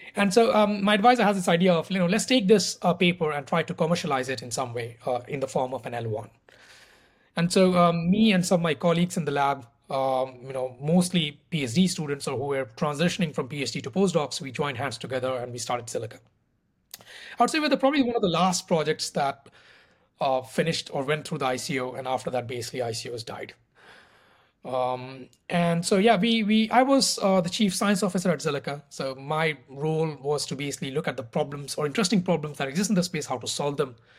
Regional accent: India; moved away as an adult; also born or lived in Paris, France; I'm originally from India, so I did my undergrad in mathematics in India.

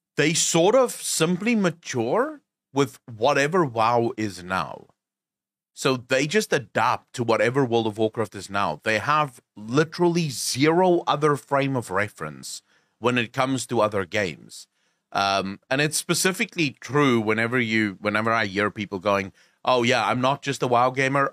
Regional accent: South Africa; I'm South African. We're crass as

